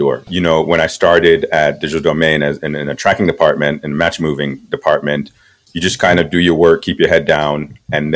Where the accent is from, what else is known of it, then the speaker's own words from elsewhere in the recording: Kingston, Jamaica; now in Los Angeles, United States; I was born and raised in Kingston, Jamaica.